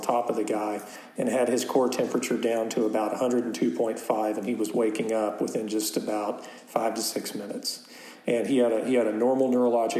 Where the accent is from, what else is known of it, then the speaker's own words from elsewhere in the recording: Lubbock, Texas, United States; I grew up in Lubbock.